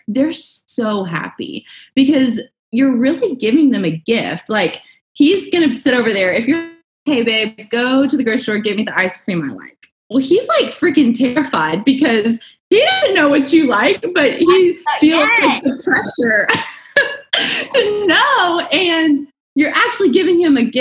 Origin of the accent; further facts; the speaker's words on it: the South, United States; I was raised in the South